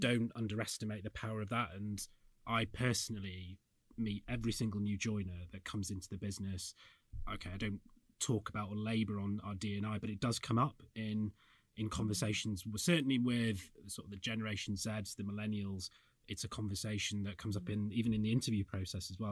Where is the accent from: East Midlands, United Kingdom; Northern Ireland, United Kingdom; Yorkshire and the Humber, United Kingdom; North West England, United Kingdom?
Yorkshire and the Humber, United Kingdom; I'm from the north, I'm from Yorkshire